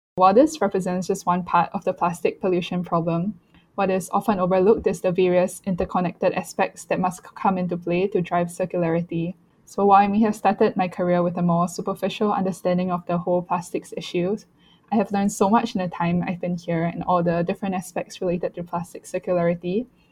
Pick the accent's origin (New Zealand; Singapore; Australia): Singapore; growing up in Singapore, the use of single use plastics is very prevalent